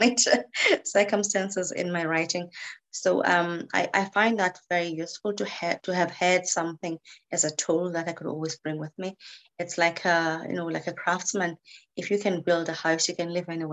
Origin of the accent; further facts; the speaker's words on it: South Africa; first language English; moved away as an adult; now in Northern Ireland, United Kingdom; I'm originally from South Africa and I came to live in Northern Ireland in 2001.